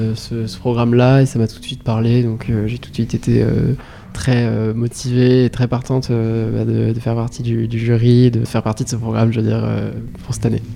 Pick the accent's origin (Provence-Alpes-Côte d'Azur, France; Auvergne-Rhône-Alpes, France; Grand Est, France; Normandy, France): Normandy, France; Rouen; j'ai 21 ans, je viens de Rouen